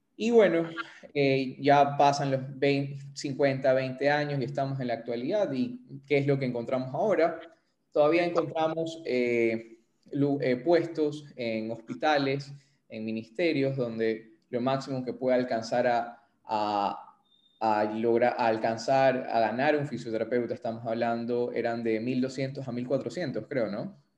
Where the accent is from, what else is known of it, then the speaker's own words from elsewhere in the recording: Ecuador; somos fisioterapeutas ecuatorianos, así que vamos a hablar un poco de la realidad de eh, la fisioterapia aquí en Ecuador